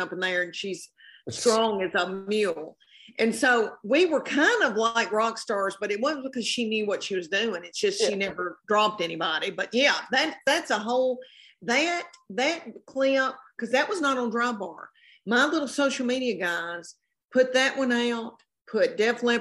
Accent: Tennessee, United States; I am from the South and from Tennessee

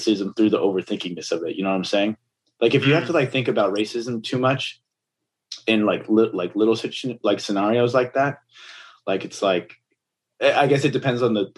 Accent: Pico Rivera, California, United States; also born or lived in Montebello; I was raised in Pico Rivera, Montebello.

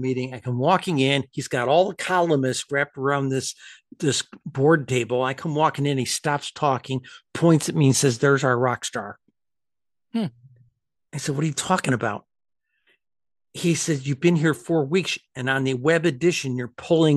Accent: upstate New York, United States; moved away; Empire State College, my home state of upstate New York

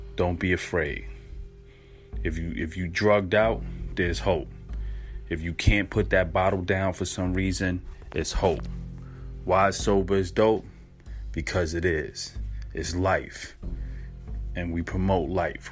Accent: New York, United States; I'm from New York

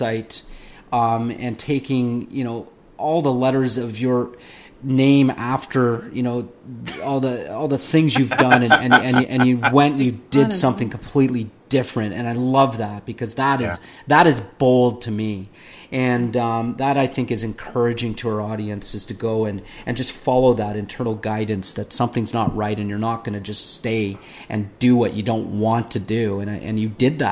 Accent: Canada; I'm Canadian.

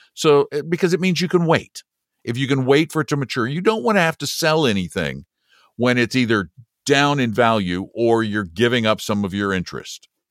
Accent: United States; I'm embarrassed to say I'm an American

